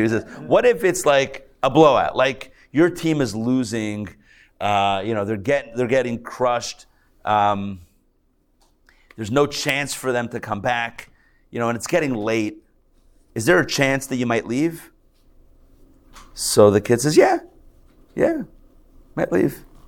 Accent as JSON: {"language": "English", "town": "Pittsburgh", "region": "Pennsylvania", "country": "United States", "moved": "yes", "lives_now": "Atlanta, United States", "said": "I'm a Pittsburgh guy. You know, I'm from Pittsburgh."}